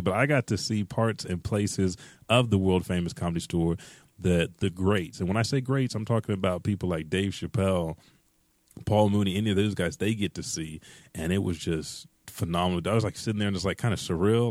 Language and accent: English; Oklahoma, United States